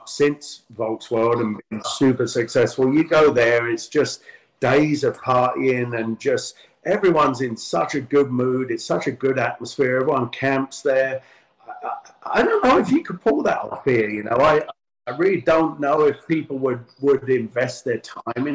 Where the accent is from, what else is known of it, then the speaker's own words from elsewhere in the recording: London, United Kingdom; moved away as an adult; now in Southern California, United States; growing up in London